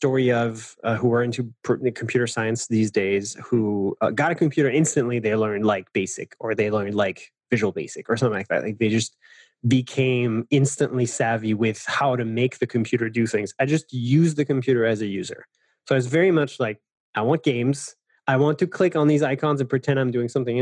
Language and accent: English; Paris, Île-de-France, France; I'm French. I know it's not super obvious, but so I grew up in Paris